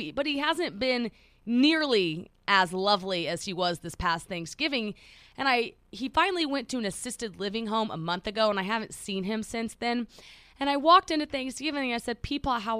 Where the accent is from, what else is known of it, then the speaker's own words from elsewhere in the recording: Oklahoma City, Oklahoma, United States; moved away; Our parents live like 15 minutes apart. We're both from Oklahoma City.